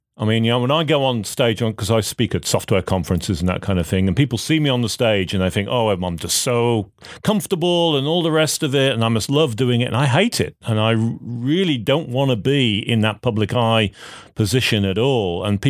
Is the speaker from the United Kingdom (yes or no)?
yes; United Kingdom; now in United States; And I particularly appreciate this, being a Brit coming to America, seeing the fascinating system that is here for healthcare.